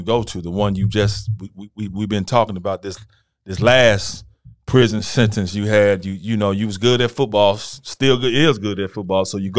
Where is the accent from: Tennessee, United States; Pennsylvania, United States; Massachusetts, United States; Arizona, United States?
Tennessee, United States; Memphis; I'm from Memphis, man.